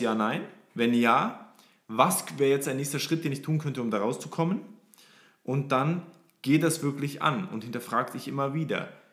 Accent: Forchheim, Upper Franconia, Bavaria, Germany; ich komme aus Freuchheim in Oberfranken, kleines 40.000 40.000 Leute Städtchen.

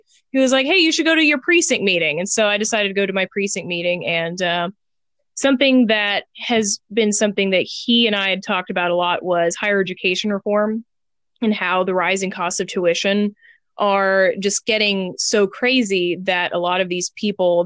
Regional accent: Houston, Texas, United States; now in North Carolina, United States; I was born and raised in Houston.

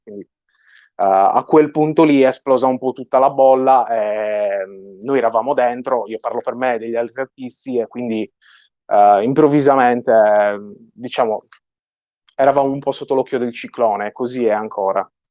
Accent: Sardinia, Italy; accent: Sardinian; sono sardo, il mio accento spicca parecchio

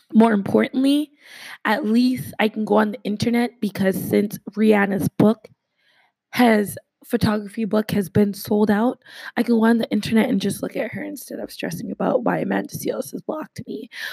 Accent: Canada

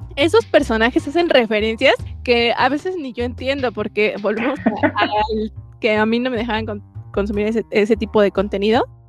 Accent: Mexico

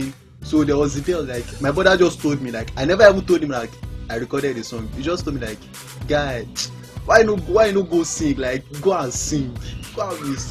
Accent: Lagos, Nigeria; also born or lived in Ijebu land; I was born and raised in Lagos, Bariga

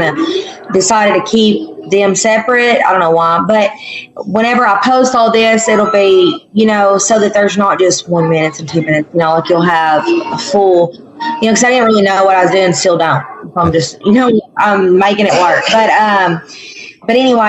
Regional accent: Manila, Arkansas, United States; Manila's my hometown

